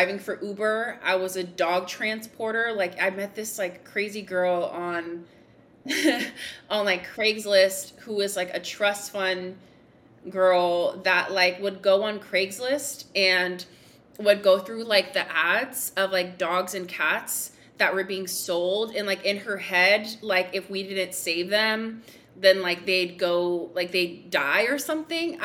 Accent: Los Angeles, California, United States; moved away as an adult; now in Portland, United States; I'm born and raised in Los Angeles

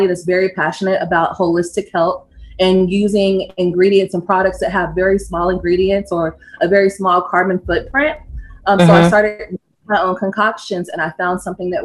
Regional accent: Georgia, United States; also born or lived in Kentucky; I grew up in Georgia

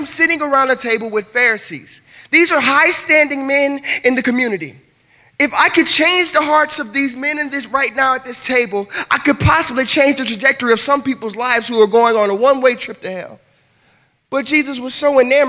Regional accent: the South, United States; I'm from the South

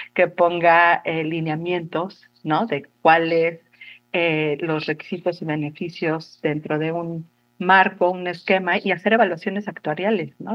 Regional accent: Mexico; como sociedad mexicana

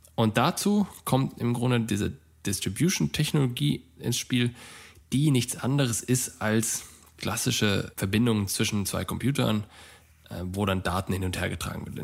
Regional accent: Germany; bei uns in Deutschland

